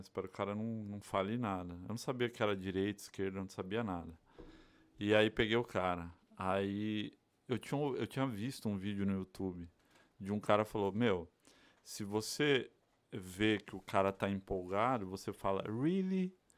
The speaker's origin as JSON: {"language": "Portuguese", "region": "São Paulo", "country": "Brazil", "tie": "born or raised there", "also_born_or_lived": "Bahia", "moved": "yes", "lives_now": "United States", "said": "Sou baiano criado é de São Paulo"}